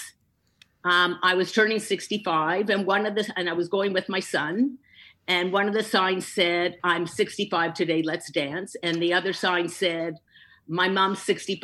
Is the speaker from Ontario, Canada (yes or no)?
yes; Hamilton, Ontario, Canada; now in Toronto, Canada; I grew up in Hamilton, Ontario, which is an hour outside of Toronto